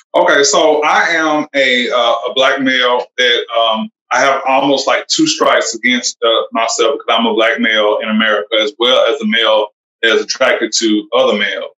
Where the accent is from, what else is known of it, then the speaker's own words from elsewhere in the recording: Alabama, United States; also born or lived in Georgia; I am from actually from Alabama